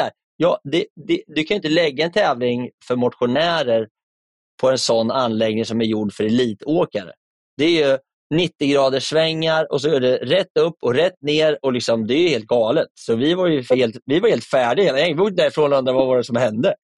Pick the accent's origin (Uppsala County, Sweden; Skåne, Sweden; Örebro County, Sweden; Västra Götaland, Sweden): Örebro County, Sweden; Närke; now in Stockholm, Sweden; min Närkefana